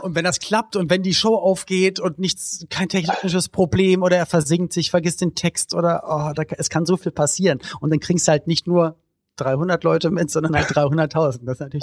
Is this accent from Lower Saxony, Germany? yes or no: no; Berlin, Germany; Ich komme halt aus West-Berlin